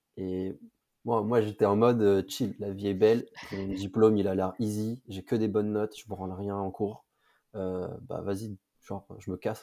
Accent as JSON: {"language": "French", "town": "Villebarou", "region": "Centre-Val de Loire", "country": "France", "tie": "born or raised there", "moved": "as an adult", "lives_now": "Paris, France", "said": "moi je suis de région centre, en province, une petite ville qui s'appelle Blois. Et, euh, même pas de Blois, en vrai, j'étais dans un petit village à côté qui s'appelle Villebarou."}